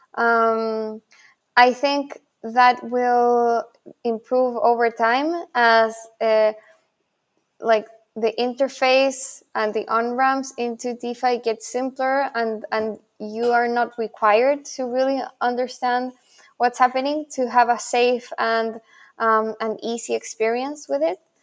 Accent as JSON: {"language": "English", "town": "Santiago", "region": "Santiago Metropolitan Region", "country": "Chile", "also_born_or_lived": "Buenos Aires, Argentina", "first_language": "Spanish", "second_language": "English", "moved": "yes", "lives_now": "New York, United States", "said": "I'm also originally from Santiago, Chile."}